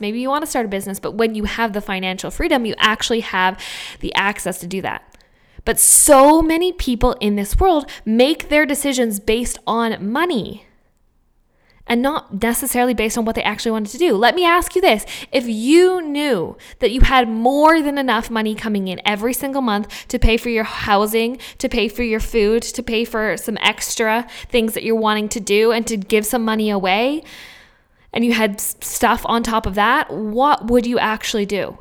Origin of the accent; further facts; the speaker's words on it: Vancouver, British Columbia, Canada; moved away; also born or lived in Australia; I come from Vancouver